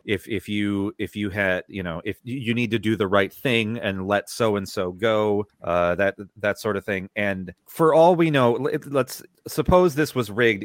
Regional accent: United States; we're from America

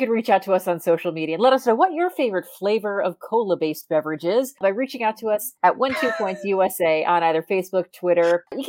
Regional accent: Ledbury, West Midlands, United Kingdom; nominating my closest city, where I work, in fact, to where I live, which is Hereford, just 12 miles from my hometown of Ledbury.

